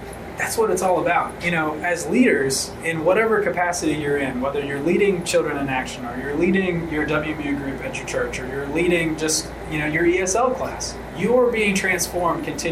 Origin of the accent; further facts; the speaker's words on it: outside of Memphis, Tennessee, United States; I grew up outside of Memphis, rural community, you know, small church